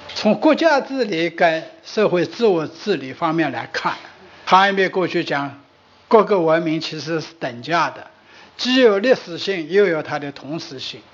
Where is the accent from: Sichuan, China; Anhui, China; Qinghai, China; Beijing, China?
Sichuan, China; accent: Sichuanese; 我们四川话